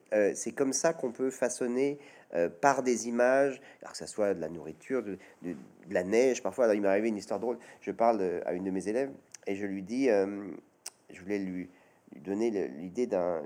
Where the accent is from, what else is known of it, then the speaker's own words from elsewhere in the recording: Chambéry, Auvergne-Rhône-Alpes, France; à Chambéry, dans ma ville natale